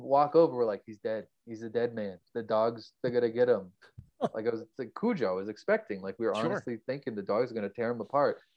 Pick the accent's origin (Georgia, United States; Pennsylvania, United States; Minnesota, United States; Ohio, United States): Pennsylvania, United States; also born or lived in Bethlehem, Pennsylvania / Clarksville / Queens, New York; now in Alfred, United States; my childhood growing up in Pennsylvania, like out in the country